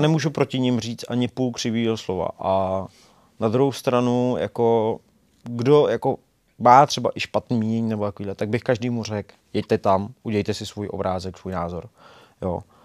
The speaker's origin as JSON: {"language": "Czech", "region": "Bohemia", "country": "Czechia", "said": "jsem z Čech"}